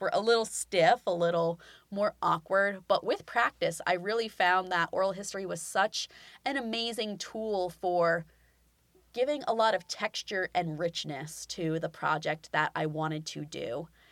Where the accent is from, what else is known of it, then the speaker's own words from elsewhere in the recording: Ocean City, New Jersey, United States; I am a lifelong resident of the state of New Jersey. I graduated from Ocean City High School in, uh, Cape May County, New Jersey